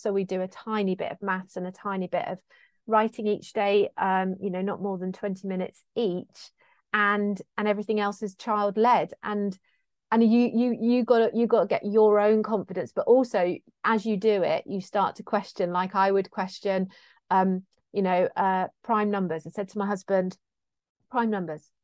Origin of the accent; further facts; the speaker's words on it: South West England, United Kingdom; being Cornish too